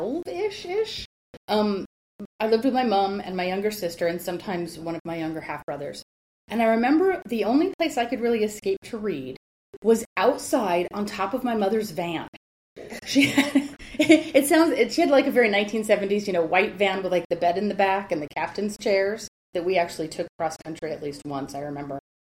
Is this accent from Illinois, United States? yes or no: no; Las Vegas, Nevada, United States; also born or lived in Los Angeles, California; now in Cambridge, United Kingdom; So, I grew up in the desert. I'm from L.A., and I grew up in Las Vegas, where, you know, nothing is green.